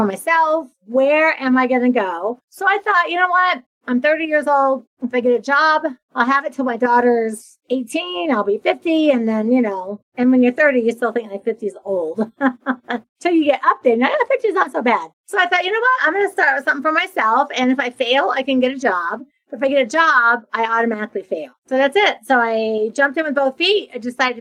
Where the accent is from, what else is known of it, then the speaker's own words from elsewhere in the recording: a small town in Ohio, United States; moved away as an adult; now in Florida, United States; I'm from Ohio, from a small town in Ohio. I had moved to Florida. So I'd been living in Florida for a decade